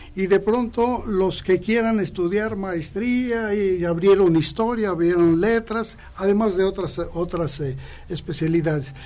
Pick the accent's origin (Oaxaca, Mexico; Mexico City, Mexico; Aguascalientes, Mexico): Aguascalientes, Mexico; moved away as an adult; also born or lived in Monterrey / Durango; soy nativo de aquí de Aguascalientes. Nací el 21 eh, de octubre de 1951